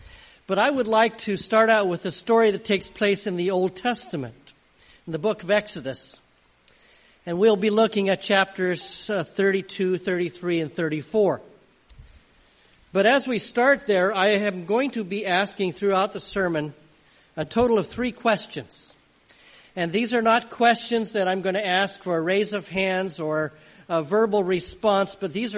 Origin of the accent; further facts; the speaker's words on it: Angwin, California, United States; And I grew up in Angwin, California, and spent quite a bit of time as a child at the Angwin Airport